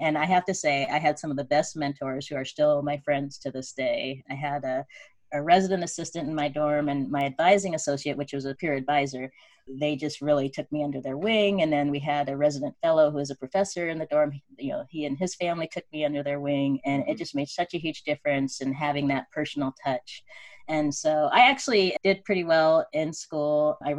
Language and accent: English; Spokane, Washington, United States; I am the youngest of seven children. I grew up in Spokane, Washington, and my father was in the military.